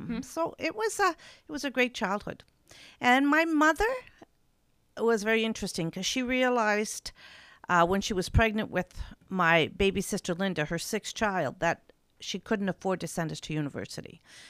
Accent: Newfoundland and Labrador, Canada; Well, I grew up in Labrador. Yes. I come from a big family. There are six of us children in 8 years. My father was a miner.

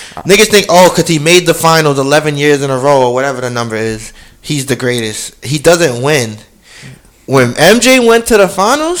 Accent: New York, United States; I'm from New York, and Brooklyn will never be New York.

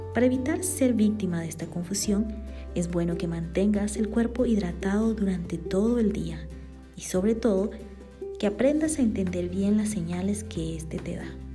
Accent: Bolivia; now in Guatemala; boliviana por amor y nacimiento y también guatemalteca por amor y residencia

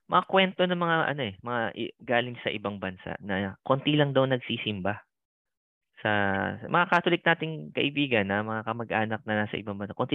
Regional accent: Philippines; moved away as an adult; now in Sydney, Australia; alam nilang Pinoy ako kasi tinagalog ako.

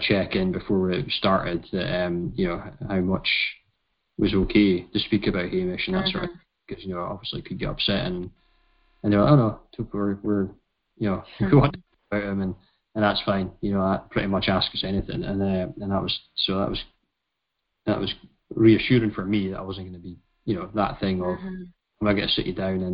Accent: United Kingdom; we are British

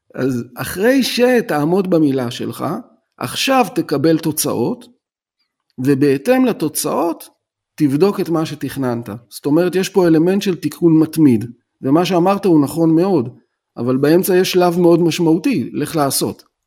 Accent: Tel Aviv, Tel Aviv District, Israel; now in Rishon LeZion, Israel; מתגורר בראשון לציון, אבל אני טוען שאני תל אביבי בנשמה, כי נולדתי בתל אביב

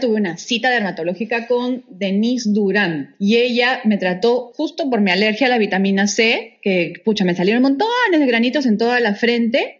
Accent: Peru; moved away as an adult; also born or lived in Canada; cuando yo salí del colegio, eh, lamentablemente el Perú se encontraba

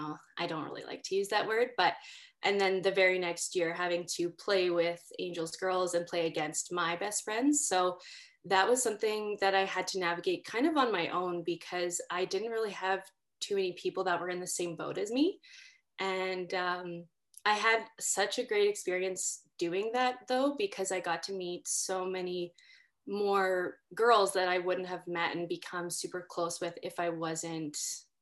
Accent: Winnipeg, Manitoba, Canada; I grew up in North Kildonan

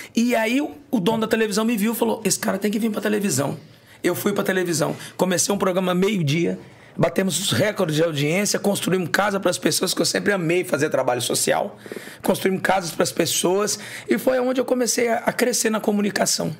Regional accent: Goiás, Brazil; also born or lived in Gurupi, Tocantins / Goiânia / Brasília; Goiás, que é a minha terra, de Goiás

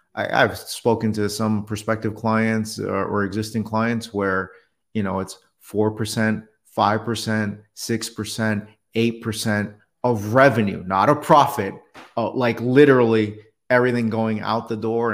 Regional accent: New York City, New York, United States; moved away; also born or lived in Detroit; I was born in New York City

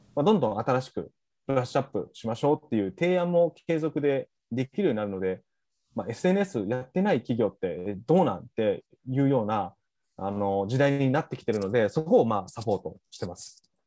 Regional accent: Kochi, Japan; 僕の出身校である高知商業

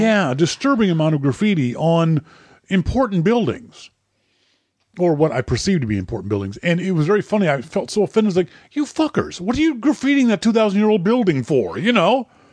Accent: Halifax, Nova Scotia, Canada; my hometown, Halifax, Nova Scotia

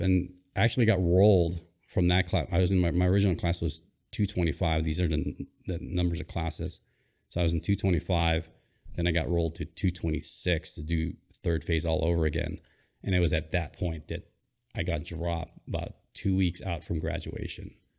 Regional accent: Hawaii, United States; born or raised there; also born or lived in Philippines

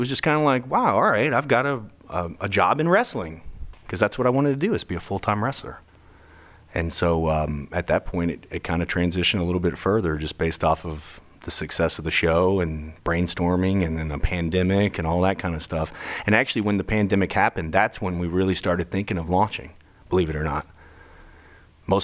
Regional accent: Memphis, Tennessee, United States; I grew up in Memphis

